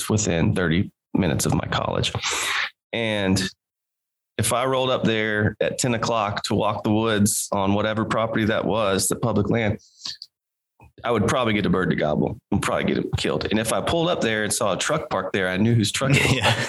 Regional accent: Missouri, United States; I grew up in Missouri in the 90s and 2000s

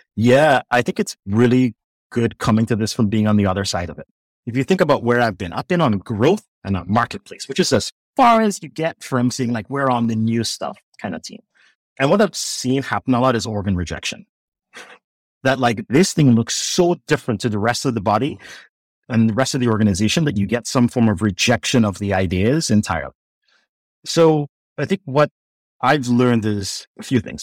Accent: Trinidad & Tobago; moved away as an adult; now in United States; growing up in Trinidad

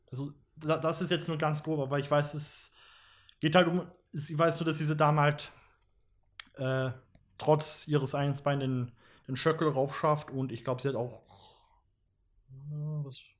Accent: Graz, Styria, Austria; wir kommen alle aus Graz, drei von uns äh, pendeln von Graz Umgebung und Leibniz zu uns ins Büro.

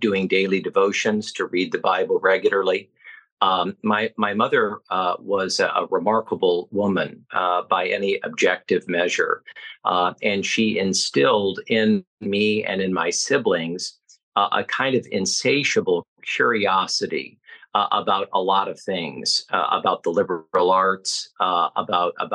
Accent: Fort Wayne, Indiana, United States; moved away as an adult; now in Washington, D.C., United States; I was born and raised in Fort Wayne, Indiana, which I always refer to as the center of the universe

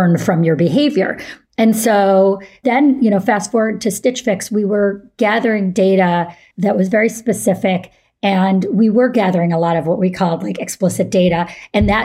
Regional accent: Syracuse, New York, United States; moved away; I grew up in Syracuse, New York

